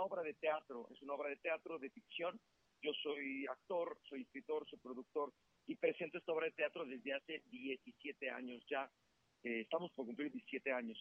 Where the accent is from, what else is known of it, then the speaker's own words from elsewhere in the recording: Mexico; soy mexicano